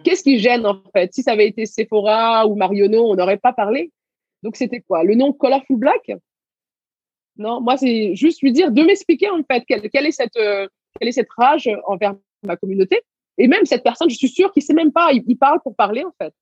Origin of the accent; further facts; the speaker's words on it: Garges-lès-Gonesse, Île-de-France, France; also born or lived in Senegal / Levallois-Perret; j'ai grandi à Gargé-Gonesse.